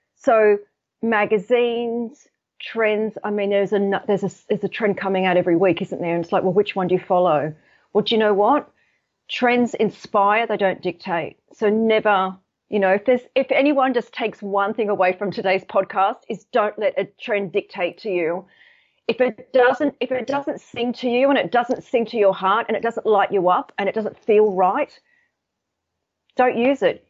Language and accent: English; Sydney, New South Wales, Australia; now in United Kingdom; I'm actually based in the U K, but I'm, I'm from Sydney